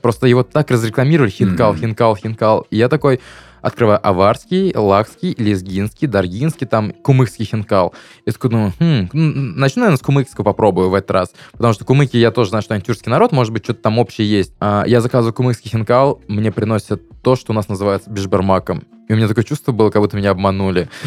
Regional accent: Salavat, Bashkortostan, Russia; moved away as an adult; also born or lived in Ufa, Russia; now in Krasnodar, Russia; в моем родном городе, где моя бабушка сейчас живет, Салават, что в Уфе, где вот учился 4 года, прям вот сформировался

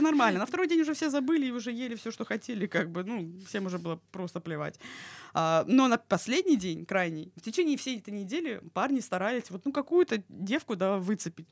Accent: Krasnodar, Krasnodar Krai, Russia; я из Краснодара.

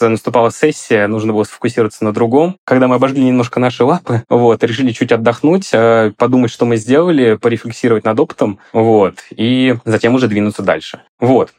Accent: Volgograd Oblast, Russia; moved away as an adult; also born or lived in Moscow; Я родом из Волгограда, именно из области

